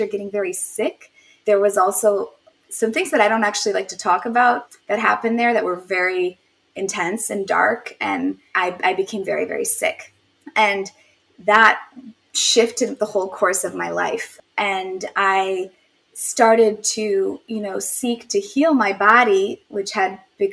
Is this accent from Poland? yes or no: yes; Poland; moved away; I was born in Poland